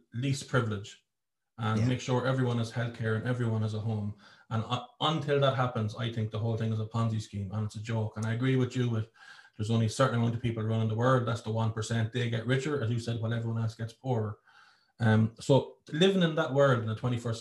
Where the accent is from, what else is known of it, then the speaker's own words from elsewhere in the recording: Ireland; I'm not saying that I'm not proud to be Irish, but I used to love being Irish. I loved it. It was my identity. I would tell anyone anywhere, I am Irish